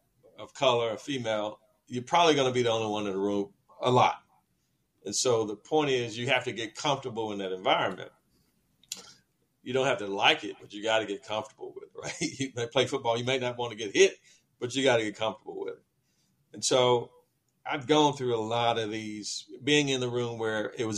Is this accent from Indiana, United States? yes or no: no; Atlanta, Georgia, United States; also born or lived in College Park, Georgia; I'm from Atlanta. I'm Atlanta born, Atlanta bred